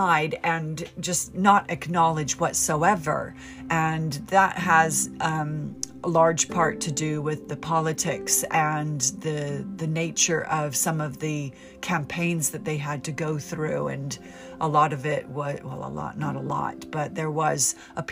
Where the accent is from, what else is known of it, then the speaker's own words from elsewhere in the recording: United States; moved away as an adult; also born or lived in United Kingdom; Being American